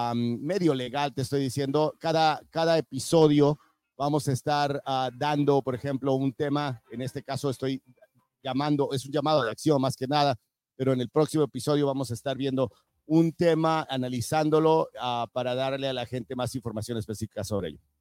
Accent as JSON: {"language": "Spanish", "country": "Mexico", "moved": "yes", "lives_now": "United States", "said": "yo soy de México, llegué caminando"}